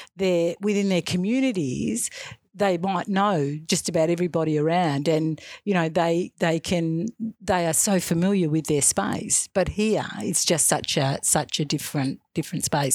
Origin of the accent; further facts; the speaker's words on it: Western Australia, Australia; also born or lived in Albany, Western Australia; I grew up in Western Australia. in, um, so in a small, a little small country town, um, i-, initially when I was in primary school, and then when I moved into secondary school, um, our f-, my family moved to a bigger a bigger centre, so in Albany, in Western Australia.